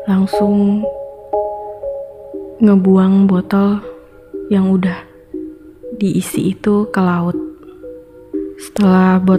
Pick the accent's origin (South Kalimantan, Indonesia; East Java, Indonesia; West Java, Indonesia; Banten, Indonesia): Banten, Indonesia; Tangerang; di desa aku ini, di daerah Tangerang